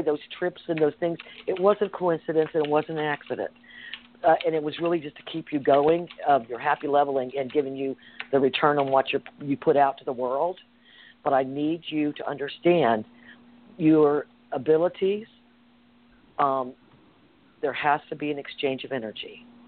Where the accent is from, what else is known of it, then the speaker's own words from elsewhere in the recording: the South, United States; I grew up in the South